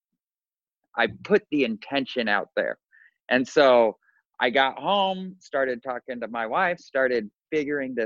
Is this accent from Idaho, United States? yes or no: yes; Boise, Idaho, United States; moved away as an adult; now in Orlando, United States; We both born and raised in Boise, Idaho, and moved to Orlando, Florida.